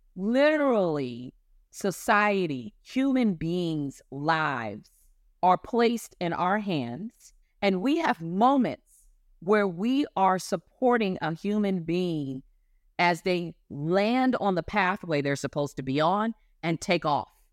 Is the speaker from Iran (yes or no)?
no; Ohio, United States; Growing up in Ohio, in a time where, honestly, being Black was a danger I had never not known